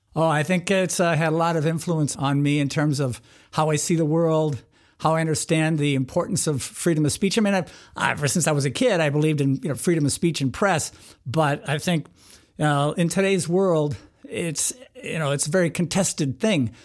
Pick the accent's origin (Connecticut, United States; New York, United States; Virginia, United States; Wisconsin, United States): Wisconsin, United States; moved away as an adult; also born or lived in Minnesota / Pennsylvania; growing up in Wisconsin, I went to the University of Wisconsin.